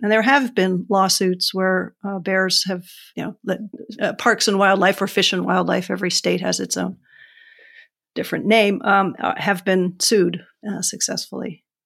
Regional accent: New Hampshire, United States; I'm from New Hampshire

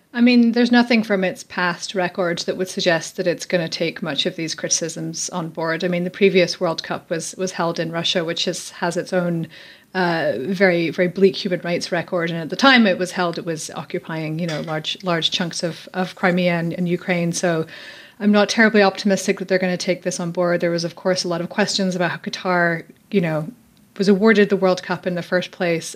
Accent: Scotland, United Kingdom; I'm from Scotland

